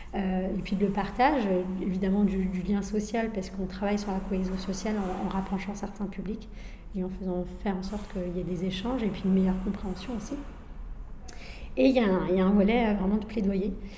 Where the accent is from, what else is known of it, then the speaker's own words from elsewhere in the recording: France; Je suis moi-même issue d'immigration, je suis née en France